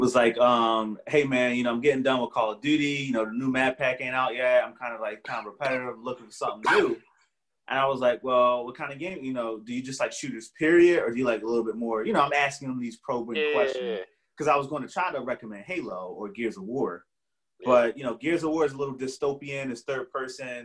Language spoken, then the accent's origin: English; Philadelphia, Pennsylvania, United States; I grew up on Boyer Street in Germantown, right around the corner from Chu and Shelton, right around the corner from Pastorius